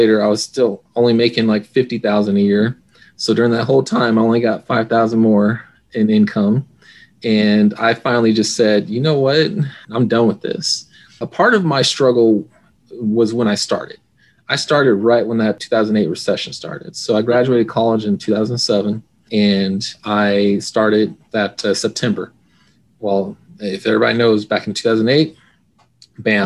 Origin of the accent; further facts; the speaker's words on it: Phoenix, Arizona, United States; I'm from Phoenix, Arizona